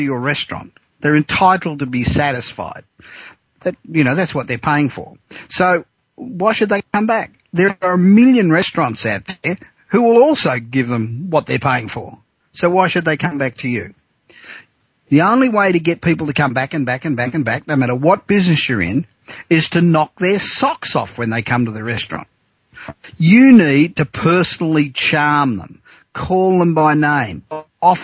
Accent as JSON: {"language": "English", "town": "Los Angeles", "region": "California", "country": "United States", "tie": "born or raised there", "said": "my hometown of Los Angeles"}